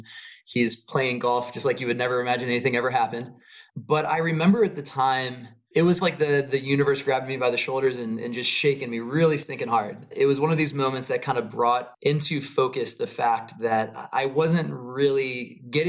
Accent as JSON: {"language": "English", "region": "Maryland", "country": "United States", "tie": "born or raised there", "moved": "as an adult", "lives_now": "California, United States", "said": "I grew up outside of DC. I grew up in Maryland on the East Coast."}